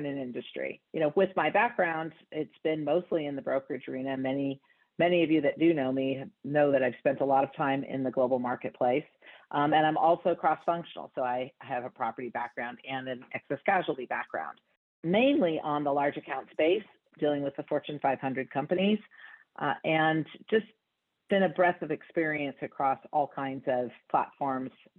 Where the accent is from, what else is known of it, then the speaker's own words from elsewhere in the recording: San Francisco, California, United States; also born or lived in New York; now in San Francisco, United States; I was born and raised in San Francisco